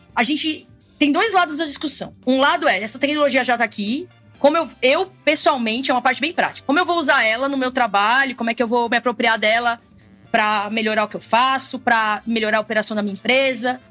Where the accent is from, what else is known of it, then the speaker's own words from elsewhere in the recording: Brazil; a gente, como brasileiro